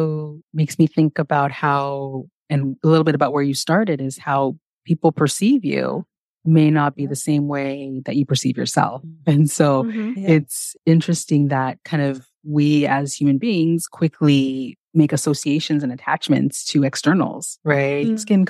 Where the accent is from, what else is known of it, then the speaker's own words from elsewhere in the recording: California, United States; And growing up in California, it was a pretty diverse place, especially if I look back to the area that I grew up in.